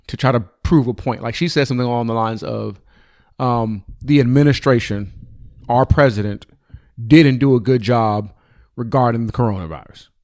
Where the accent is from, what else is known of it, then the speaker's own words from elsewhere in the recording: United States; I'm an American.